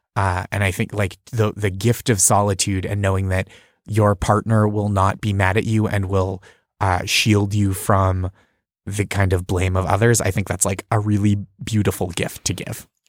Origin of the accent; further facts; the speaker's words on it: just outside Boston, Massachusetts, United States; I grew up just outside Boston